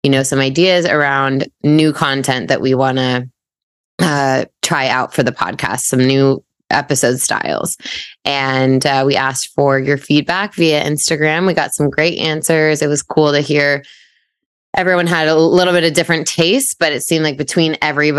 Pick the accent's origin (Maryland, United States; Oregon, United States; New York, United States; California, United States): Oregon, United States; Portland; also born or lived in London / Coeur d'Alene, Idaho; we grew up in Portland area, but a suburb, Westland. Jess and I went to middle school and high school there.